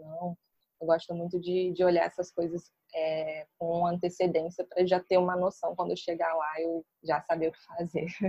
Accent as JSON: {"language": "Portuguese", "town": "Niterói", "region": "Rio de Janeiro", "country": "Brazil", "said": "eu sou de Niterói"}